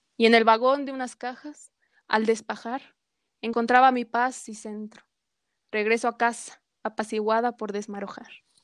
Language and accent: Spanish; Mexico City, Mexico; como buen chilango, porque somos chilangos, quieras o no, somos chilangos